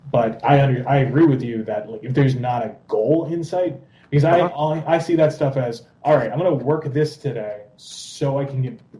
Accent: Philadelphia, Pennsylvania, United States; I'm from Philly, so I mean Rocky.

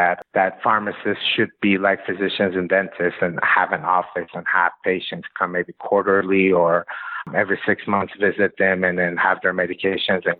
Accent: Iran; moved away as an adult; also born or lived in Los Angeles, United States; now in United States; I was born in LA, was there till I was 7 years old, moved to Iran.

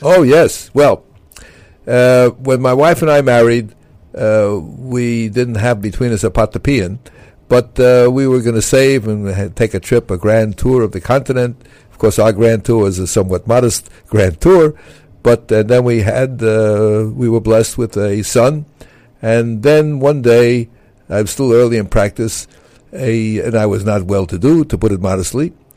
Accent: United States; I was from America

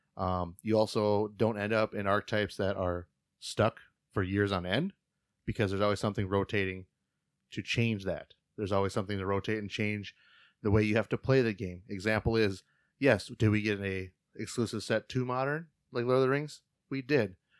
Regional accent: Fargo, North Dakota, United States; We're both from Fargo area.

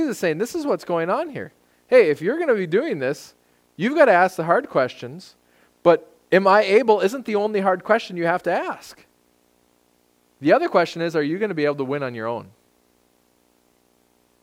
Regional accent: United States; I'm an American

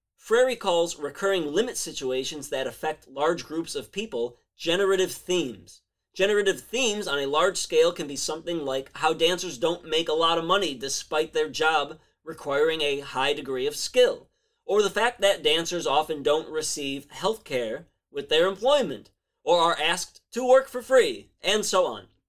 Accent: Chicago, Illinois, United States; my hometown of Chicago

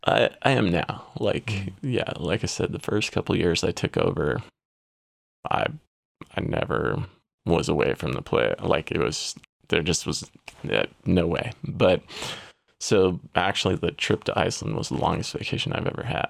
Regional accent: San Diego, California, United States; I'm from San Diego, California.

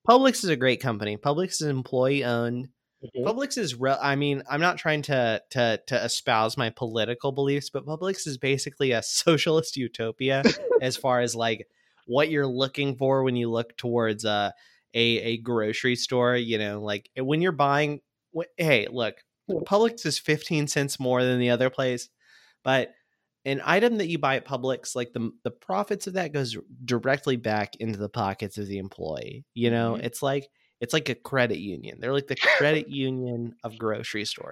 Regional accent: Pensacola, Florida, United States; now in Atlanta, United States; I'm from Pensacola, Florida

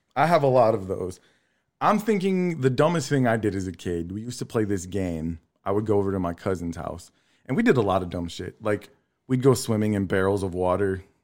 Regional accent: La Marque, Texas, United States; I grew up in Lamarck, Texas City

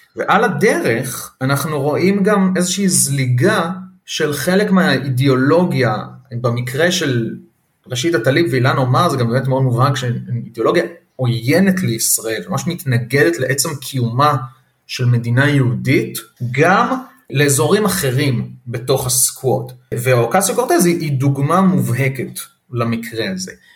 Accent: Israel; לנו כישראלים

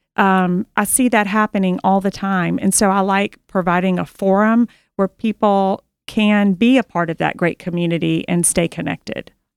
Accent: Memphis, Tennessee, United States; I was born and raised in Memphis

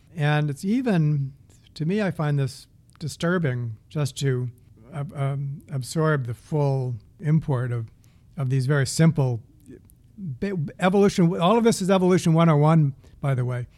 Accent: the East, East Coast, United States; I'm from the east

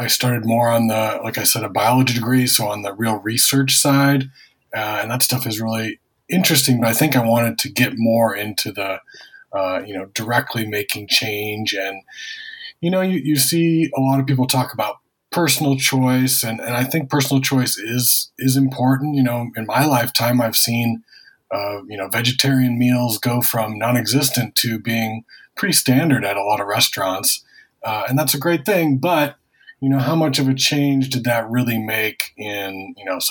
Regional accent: Minnesota, United States; moved away; I'm actually from the Midwest.

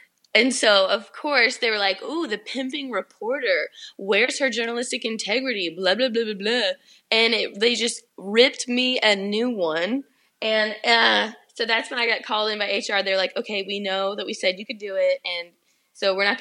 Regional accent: Georgia, United States; also born or lived in the South; I moved to Atlanta because I was connecting there all the time, and I'm from Georgia

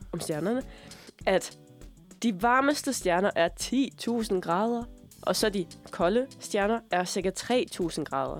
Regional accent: Denmark; moved away; da jeg boede hjemme i Sønderland

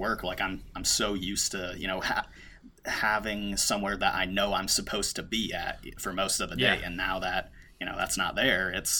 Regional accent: Cleveland, Ohio, United States; moved away as an adult; now in Jersey City, United States; So I usually just tell people I'm originally from Cleveland, Ohio. That's where I went to high school at. That's where I went to college at. And then I ended up moving to Jersey City, New Jersey

